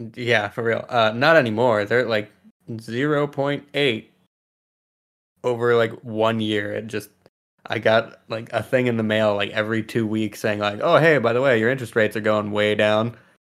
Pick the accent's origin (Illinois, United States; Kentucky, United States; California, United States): California, United States; I'm also from California